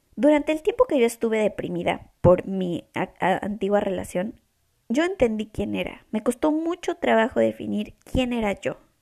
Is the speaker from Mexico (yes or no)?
yes; Mexico; moved away as an adult; now in Toronto, Canada; Y soy mexicana. Soy de una ciudad en México muy chiquita